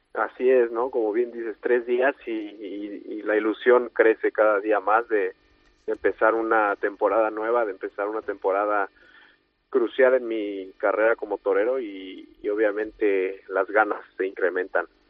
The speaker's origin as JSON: {"language": "Spanish", "country": "Mexico", "said": "Toreando en, en mi país y, y también en Colombia"}